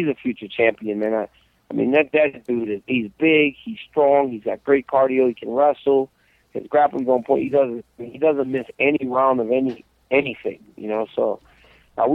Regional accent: United States; we're American

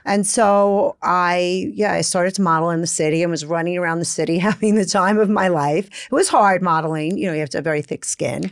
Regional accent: Brooklyn, New York, United States; accent: Brooklyn; I grew up in Brooklyn in the seventies

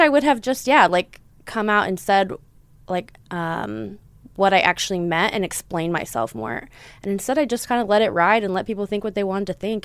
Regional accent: Texas, United States; also born or lived in Southern California; now in Los Angeles, United States; growing up in Texas, growing up in the South, growing up in the Bible Belt

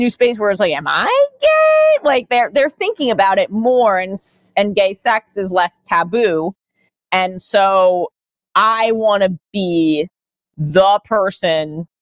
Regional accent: New York City, New York, United States; I am born and raised in New York, in Manhattan

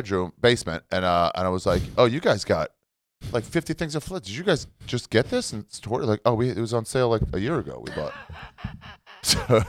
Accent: Greensboro, North Carolina, United States; born or raised there

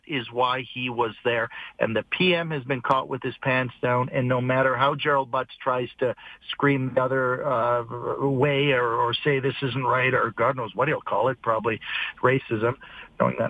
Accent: Canada; as a Canadian and a taxpayer

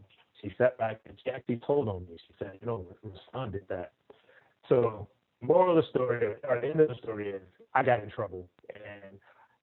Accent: Compton, California, United States; born and raised in Compton, California

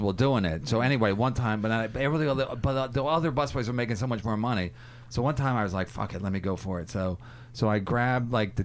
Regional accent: Philadelphia, Pennsylvania, United States; I'm from Philadelphia.

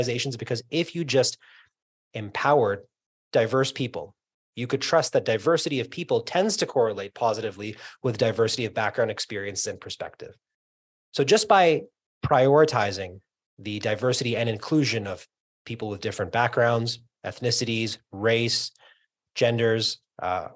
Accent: New York, United States; moved away; also born or lived in Canada; I was born in Queens, Astoria, Queens, New York

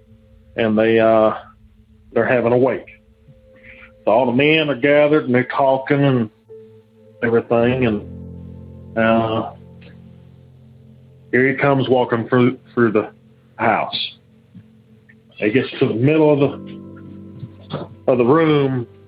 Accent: Alabama, United States; I'm from Alabama

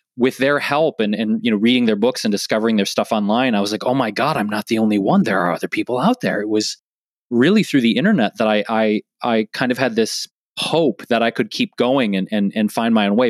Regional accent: Detroit, Michigan, United States; moved away as an adult; now in Los Angeles, United States; growing up in Detroit

